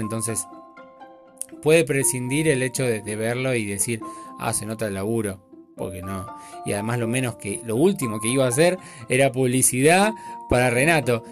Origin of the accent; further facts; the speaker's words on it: Buenos Aires, Argentina; yo soy argentino hasta la muerte y, mi sangre y sangre gaucha, eh, porteña